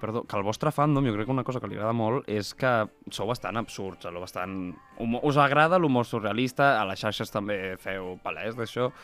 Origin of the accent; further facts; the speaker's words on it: Molins de Rei, Catalonia, Spain; nosaltres venim de Molins